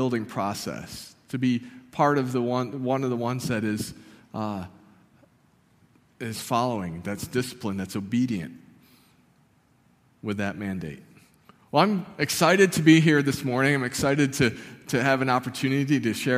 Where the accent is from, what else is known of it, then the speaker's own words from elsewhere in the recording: Barker, New York, United States; I grew up in a small town called Barker, just about a mile off Lake Ontario